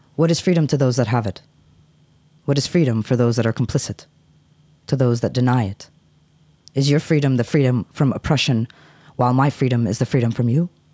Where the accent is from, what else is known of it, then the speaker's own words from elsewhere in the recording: United States; moved away; I grew up in the States